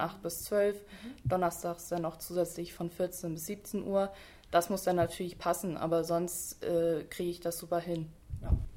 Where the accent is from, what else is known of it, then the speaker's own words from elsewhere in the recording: Lehe, Schleswig-Holstein, Germany; ich komme äh, aus Lehe, und deswegen war mir eigentlich auch klar, dass ich dann beim Kreis Dithmarschen arbeite, weil ich einfach aus Dithmarschen komme